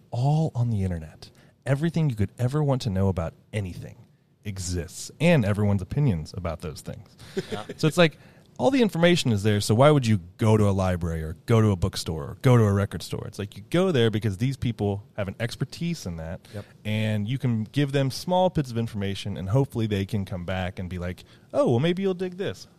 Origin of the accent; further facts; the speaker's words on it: Ohio, United States; moved away; also born or lived in Loveland; I'm from Ohio, and here I am in Oregon